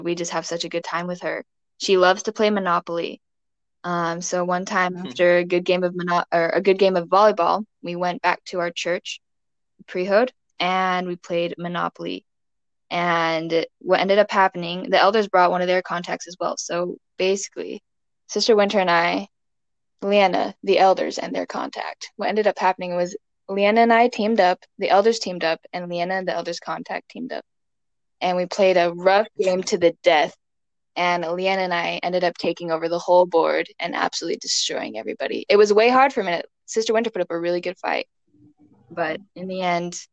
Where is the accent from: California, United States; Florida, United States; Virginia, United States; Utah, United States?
Utah, United States; West Jordan; also born or lived in Connecticut / Pennsylvania; From West Jordan, Utah. I've lived there for 8-ish years. Before that, I lived out east. I lived in Connecticut and Pennsylvania